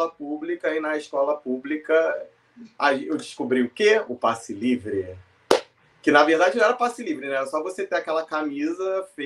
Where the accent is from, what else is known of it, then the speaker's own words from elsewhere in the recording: Rio de Janeiro, Brazil; Porque eu nasci na Zona Norte.